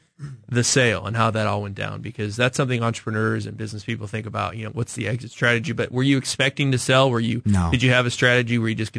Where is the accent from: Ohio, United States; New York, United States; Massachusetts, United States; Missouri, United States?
Missouri, United States; Parkville; I grew up in Northland, in Parkville, actually in Platte County.